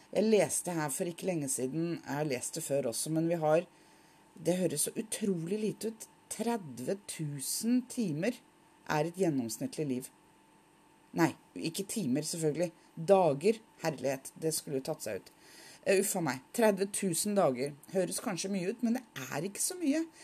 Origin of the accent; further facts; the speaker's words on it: Oslo, Norway; now in Nordland, Norway; Og jeg er opprinnelig fra Oslo. Nå bor jeg i Nordland.